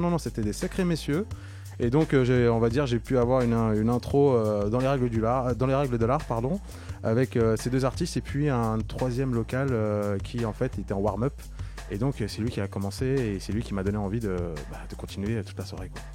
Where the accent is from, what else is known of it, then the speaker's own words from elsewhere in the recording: Maisons-Alfort, Île-de-France, France; je suis euh, d'origine de la banlieue sud-est de Paris, je viens du Val-de-Marne, de Maison Alfort précisément